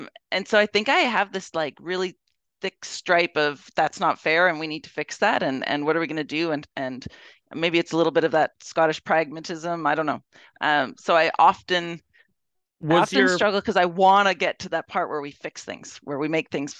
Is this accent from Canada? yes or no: yes; Edmonton, Alberta, Canada; Yeah, so I, of course, I was born in Edmonton. I mean, starting off at the beginning, I went to school in Edmonton. My parents are from Edmonton, so I've been here for a really long time, of course.